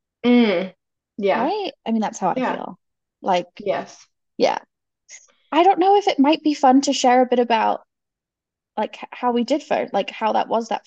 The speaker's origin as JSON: {"language": "English", "region": "England", "country": "United Kingdom", "moved": "as an adult", "lives_now": "California, United States", "said": "I'm originally from the UK. I've been in the US since 2009, so it's been 14 years now."}